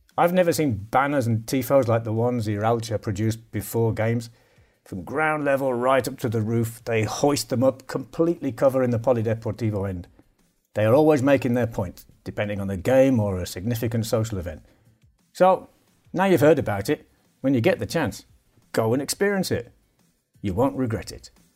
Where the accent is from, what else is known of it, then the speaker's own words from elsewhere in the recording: United Kingdom; One thing I notice as a Brit